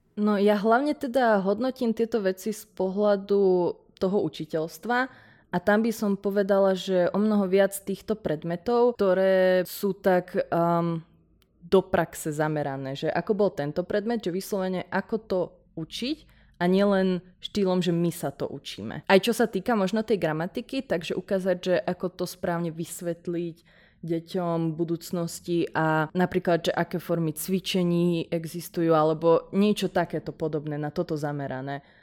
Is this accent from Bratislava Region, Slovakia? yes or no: no; Nitra, Nitra Region, Slovakia; ja som z Nitry a o ukf tým pádom som vedela odjak živa